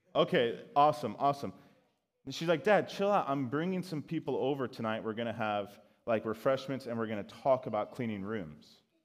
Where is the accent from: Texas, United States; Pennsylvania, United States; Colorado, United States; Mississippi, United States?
Colorado, United States; Colorado Springs; I grew up in Colorado Springs, which is like Christian Mecca